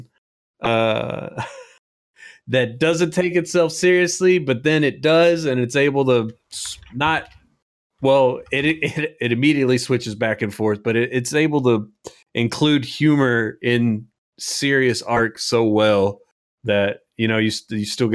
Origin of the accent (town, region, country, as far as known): United States